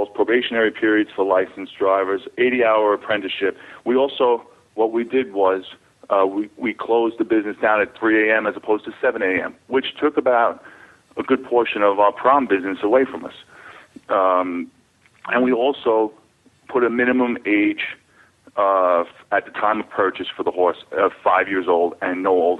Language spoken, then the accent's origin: English; New York City, New York, United States; I'm a New Yorker. I was born here, and I grew up in this business